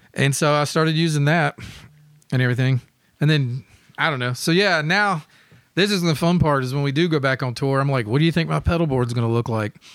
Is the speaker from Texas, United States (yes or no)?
no; Memphis, Tennessee, United States; growing up in Memphis